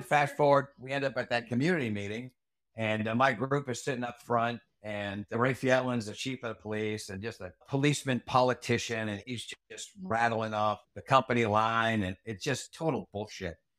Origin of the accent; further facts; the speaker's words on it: Rhode Island, United States; moved away; as a kid growing up in Rhode Island